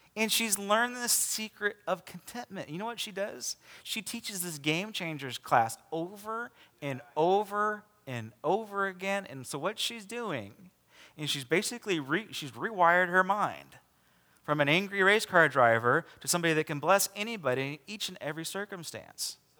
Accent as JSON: {"language": "English", "country": "United States"}